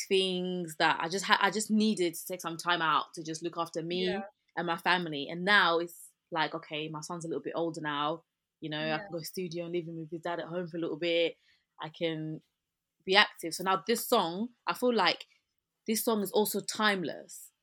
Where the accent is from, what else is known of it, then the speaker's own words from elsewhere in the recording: England, United Kingdom; accent: British; So my accent is like this. I'm English, I'm British, so this is my accent